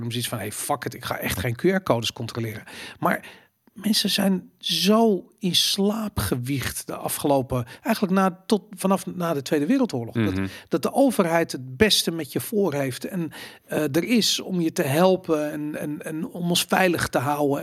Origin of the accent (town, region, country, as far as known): Netherlands